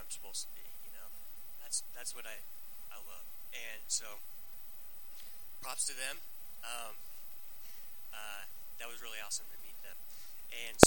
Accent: Gretna, United States; I grew up in Gretna, Class A, so the high school youth group that I had was like 10 people

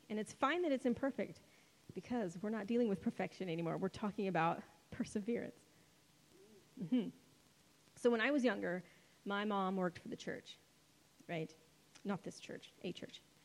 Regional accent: United States; spoiled American Christians

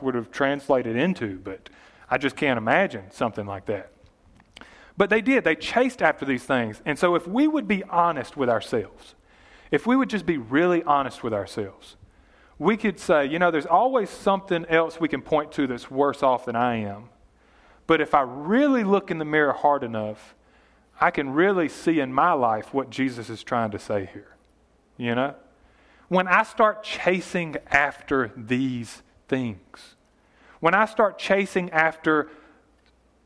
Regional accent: Yatesville, United States; We're from Yatesville

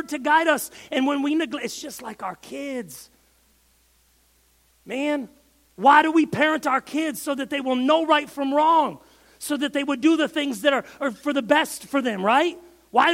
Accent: Michigan, United States; I'm from Michigan

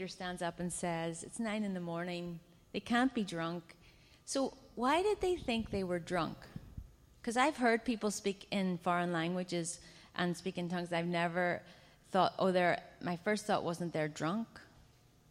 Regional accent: Ireland; I come from Ireland, and we are a culture of storytellers and singers

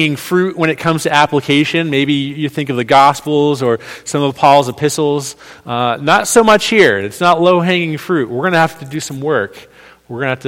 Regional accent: New England, United States; now in New York, United States; I'm from New England

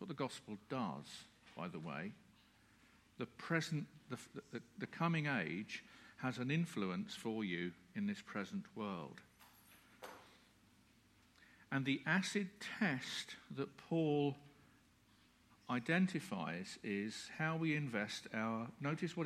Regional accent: United Kingdom; We're British.

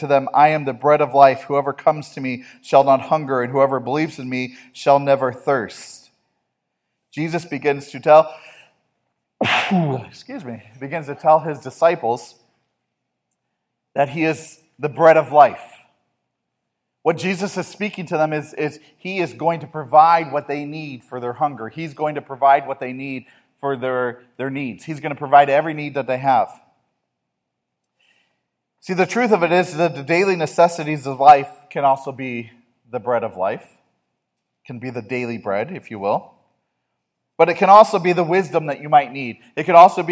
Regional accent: United States; as American Christians

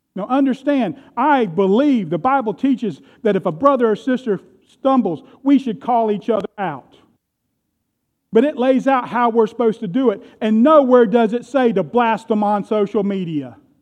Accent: United States; I am proud to be an American

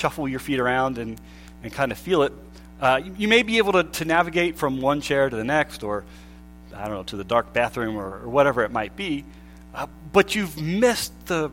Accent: Pennsylvania, United States; we grew up in Pennsylvania

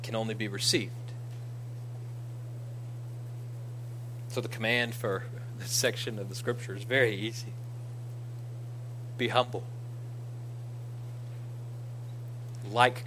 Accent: Ira, United States; I'm from Ira

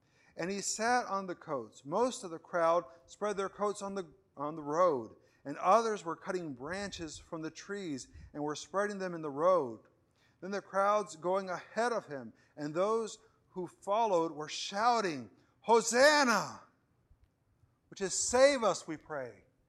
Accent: Venezuela; English is a second language; growing up in Venezuela, I put the blame on my backwardness, not on anything else there.

